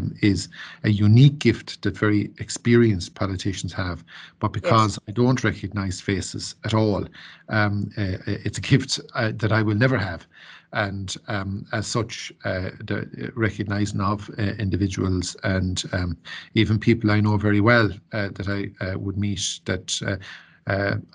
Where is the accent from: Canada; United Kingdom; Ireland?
Ireland; Ennistymon, Munster; I grew up then in Ennisdiamon with my family